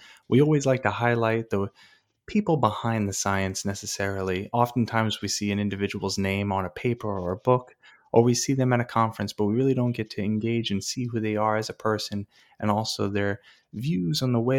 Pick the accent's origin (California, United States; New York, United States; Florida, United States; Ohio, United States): New York, United States; Wantagh; I'm from Long Island and I grew up right next to Jones Beach in Wantagh, and that's where I grew up.